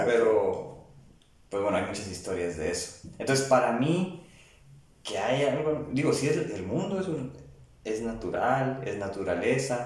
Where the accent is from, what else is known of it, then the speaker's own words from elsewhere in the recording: Tijuana, Baja California, Mexico; haber nacido en estos tiempos y en México, ¿no? aquí en Tijuana, donde yo nací